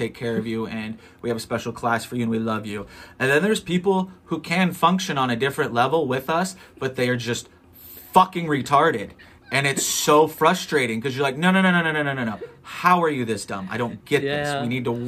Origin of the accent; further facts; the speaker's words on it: Long Beach, California, United States; now in Orange County, United States; I'm in Orange County, North Orange County. Like, I'm from Long Beach